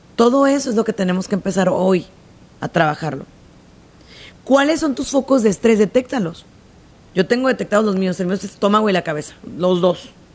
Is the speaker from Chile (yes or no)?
no; Mexico; en mi país se usa mucho